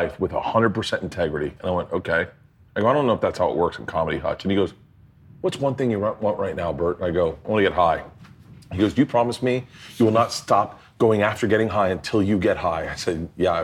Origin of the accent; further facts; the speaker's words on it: Florida, United States; moved away; I grew up in Florida